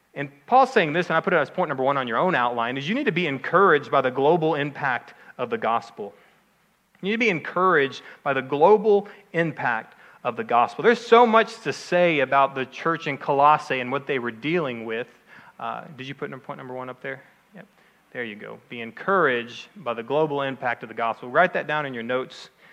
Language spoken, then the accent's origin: English; outside of Dallas, Texas, United States; I'm from Texas, okay? I grew up outside of Dallas